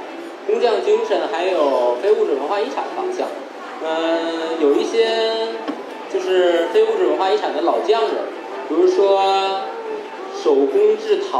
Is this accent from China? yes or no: yes; China; 我觉得用咱们老祖宗传下来的工艺做舶来品、现代的那个文化的一些表象，再融入我们中国人内敛的文化内核，这应该就是我心目中的蒸汽朋克的发展方向。